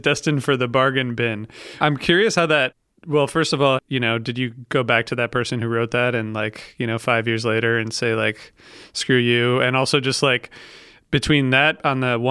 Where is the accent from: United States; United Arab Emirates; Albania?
United States; Ohio; I'm from Ohio